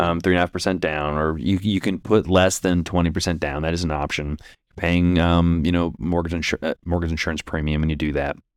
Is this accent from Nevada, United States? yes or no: no; Indianapolis, Indiana, United States; we're from Indianapolis